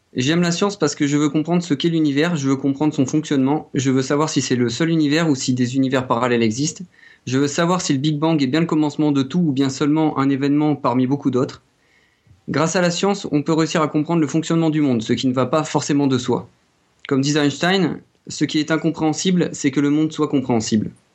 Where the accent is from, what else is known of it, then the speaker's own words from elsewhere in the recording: France; accent: French; mon accent euh, français.